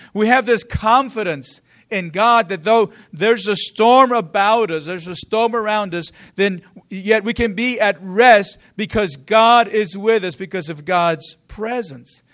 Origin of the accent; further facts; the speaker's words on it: San Angelo, Texas, United States; I'm from San Angelo, and I was at a small school, small program